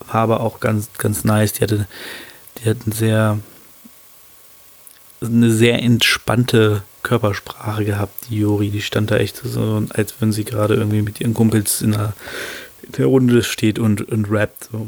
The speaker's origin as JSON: {"language": "German", "town": "Hannover", "region": "Lower Saxony", "country": "Germany", "tie": "born or raised there", "said": "aber die kommt aus Hannover, meiner Heimatstadt, ähm, und wo ich auch sende, sage ich mal."}